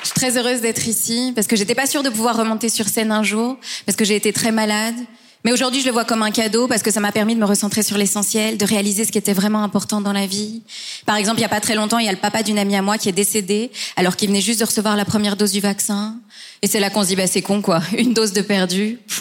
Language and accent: French; Belgium; je suis belge mais d'origine hispano-marocaine